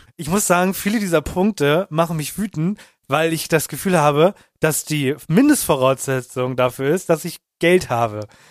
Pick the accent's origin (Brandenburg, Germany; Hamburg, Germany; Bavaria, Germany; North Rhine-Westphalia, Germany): Hamburg, Germany; bei uns in Hamburg